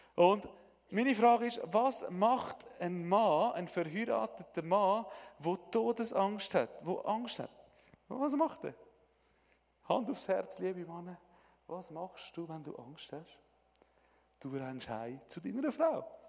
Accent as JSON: {"language": "German", "country": "Switzerland", "said": "Ich bin ein Schweizer"}